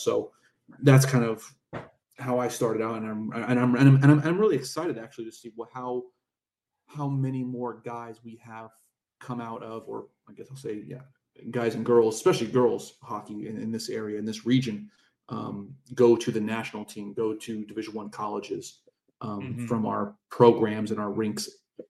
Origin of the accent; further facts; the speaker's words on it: Long Beach, California, United States; I'm from Long Beach, California.